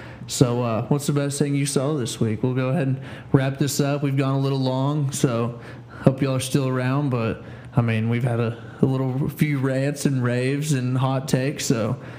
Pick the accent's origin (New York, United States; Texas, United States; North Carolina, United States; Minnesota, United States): Texas, United States; there's two teams in our district, Petrolia and Seymour.